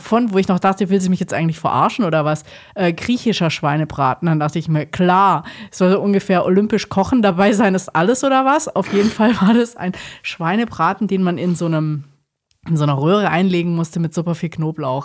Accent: Southern Germany, Germany; Ich komme aus dem Süden

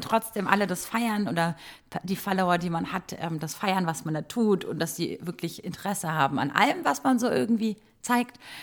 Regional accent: Croatia; moved away; ich bin in Kroatien groß geworden

